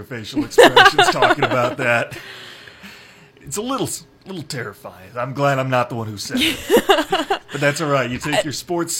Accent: Iowa, United States; He grew up 20 miles from my hometown.

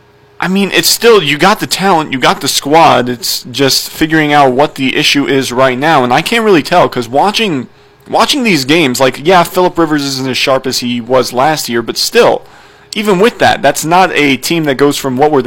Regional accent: San Jose, California, United States; I'm from San Jose.

